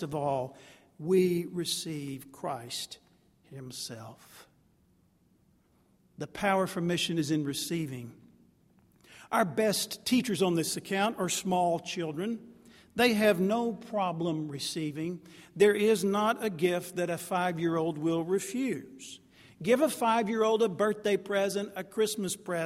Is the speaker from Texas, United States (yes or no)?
yes; Jacksonville, Texas, United States; moved away as an adult; I'm from Jacksonville, Texas. That's behind the Pine Curtain. I eventually had to wander out of the piney woods